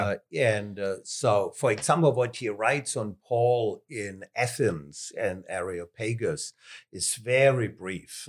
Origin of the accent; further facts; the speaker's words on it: Southern Germany, Germany; accent: southern German; English is a second language; moved away as an adult; also born or lived in Philippines; I am German, more particularly southern German.